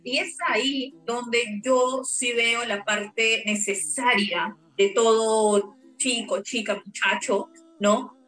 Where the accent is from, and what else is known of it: Peru; moved away as an adult; also born or lived in Brazil